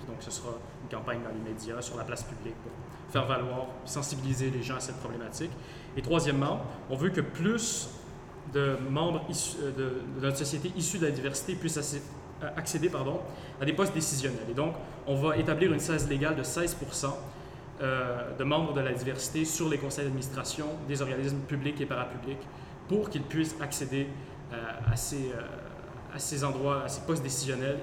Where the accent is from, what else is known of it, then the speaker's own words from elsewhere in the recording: Quebec, Canada; prendre notre place dans le monde en tant que Québécois